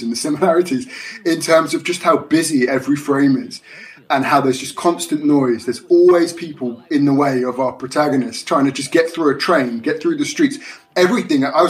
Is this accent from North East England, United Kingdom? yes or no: no; London, United Kingdom; I grew up in London